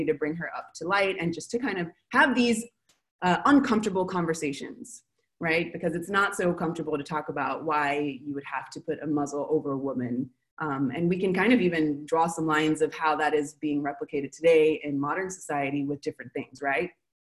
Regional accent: Los Angeles, California, United States; moved away as an adult; now in Buenos Aires, Argentina; I'm from Los Angeles

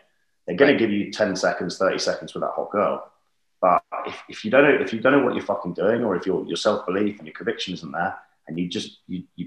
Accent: London, United Kingdom; growing up in the UK, I'm from London originally. And growing up here

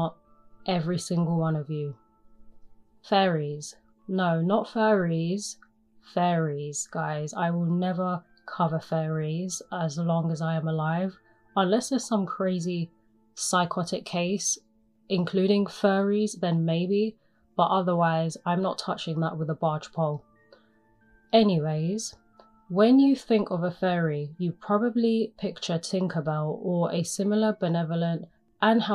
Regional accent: England, United Kingdom; I am from England

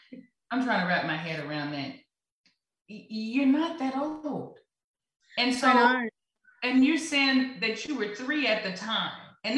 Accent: the Bible Belt, United States; I'm from the Bible Belt

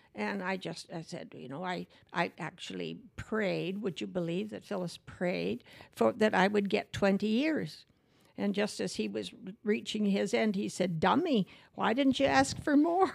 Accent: Manitoba, Canada; I grew up in Surrus, Manitoba

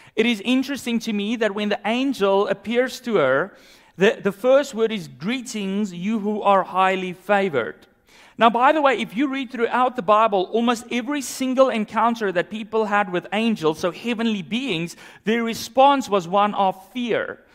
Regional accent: South Africa; moved away; growing up in South Africa

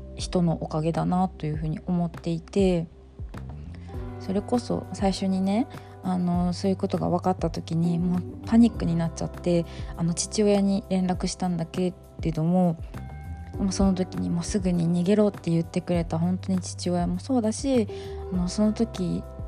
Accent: Miyazaki, Japan; moved away; 地元の宮崎に帰って

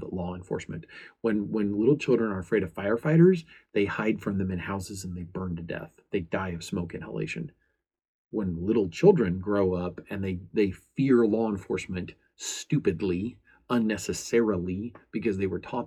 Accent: United States

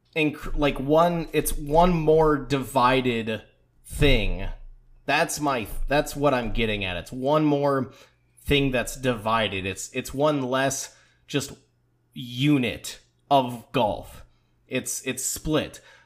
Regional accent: United States; as an American

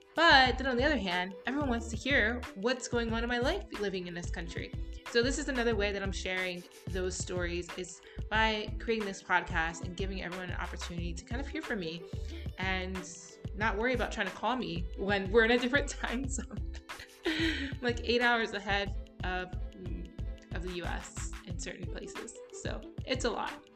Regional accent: United States; moved away as an adult; also born or lived in Bloomsburg, Pennsylvania / Florida; now in United Arab Emirates; being an American, being biracial, and having such a huge family

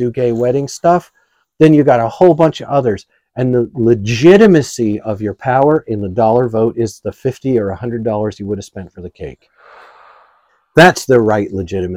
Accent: United States

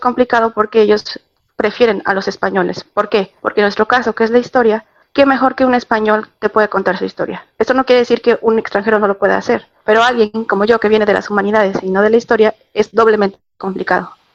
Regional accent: Mexico; moved away as an adult; now in Spain; volver a mi país es complicado, a México

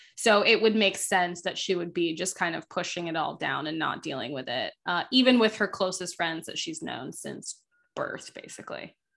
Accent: Florida, United States; growing up in Florida

